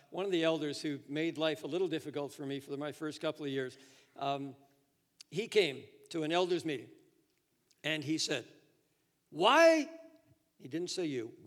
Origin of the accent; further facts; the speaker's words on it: Toronto, Ontario, Canada; also born or lived in Edmonton / Florida / Japan; Florida to Toronto, which was my hometown